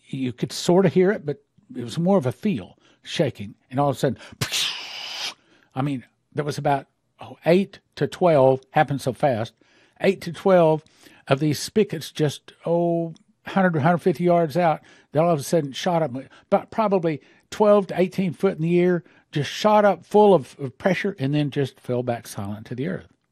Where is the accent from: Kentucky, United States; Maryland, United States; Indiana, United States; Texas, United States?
Texas, United States; West; I was raised in West Texas